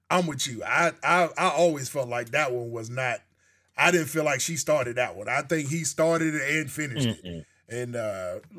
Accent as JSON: {"language": "English", "region": "Alabama", "country": "United States", "said": "I'm from Bama"}